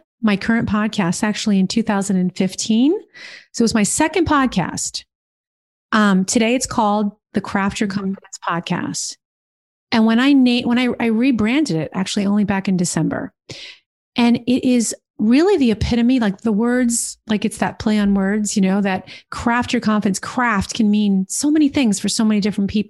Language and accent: English; New Jersey, United States; also born or lived in New York City; In New Jersey, baby. In New Jersey